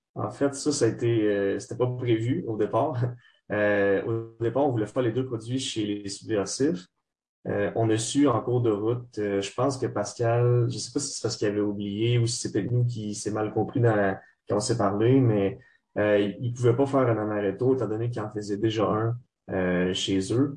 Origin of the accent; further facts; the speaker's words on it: Trois-Rivières, Quebec, Canada; moved away as an adult; now in Montreal, Canada; les gars, on vient tous de Trois-Rivières. Moi, en ce moment, j'étudie euh, à Montréal